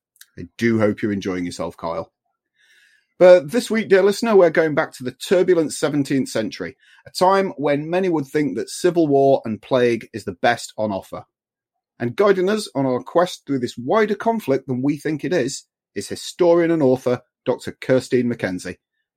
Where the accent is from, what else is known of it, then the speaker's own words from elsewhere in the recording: England, United Kingdom; I'm English